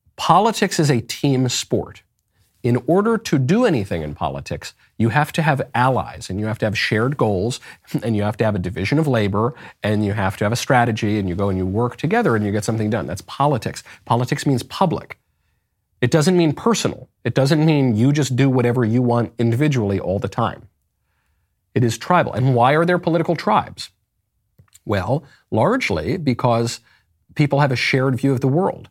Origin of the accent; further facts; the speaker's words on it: New York, United States; I'm from New York